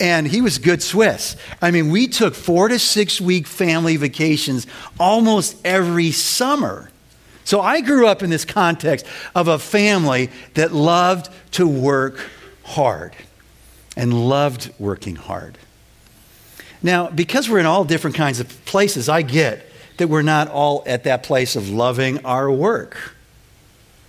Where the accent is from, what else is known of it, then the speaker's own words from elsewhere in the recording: Winnetka, Illinois, United States; Winnetka Bible Church where I grew up